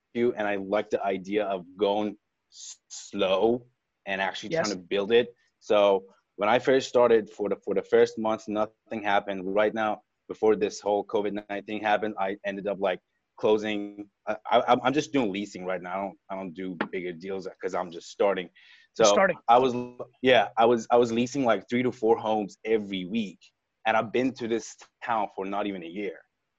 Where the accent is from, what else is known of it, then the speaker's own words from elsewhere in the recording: Iran; moved away as an adult; also born or lived in Westchester, Pennsylvania; now in Austin, United States; I was born and raised in Iran